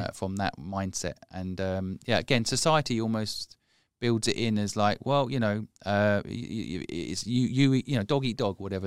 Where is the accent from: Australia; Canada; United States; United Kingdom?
United Kingdom; England; I am English